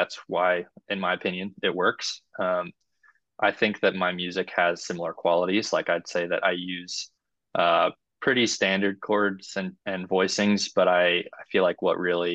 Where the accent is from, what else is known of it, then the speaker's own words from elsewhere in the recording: Cincinnati, Ohio, United States; moved away as an adult; also born or lived in Chattanooga, Tennessee; now in Nashville, United States; I grew up in Cincinnati, Ohio, was there until I turned 18